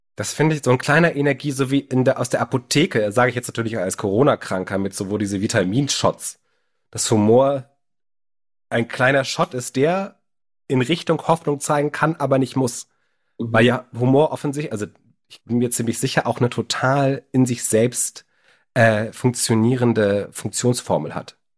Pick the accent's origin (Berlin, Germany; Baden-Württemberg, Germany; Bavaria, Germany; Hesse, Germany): Berlin, Germany; Als Berliner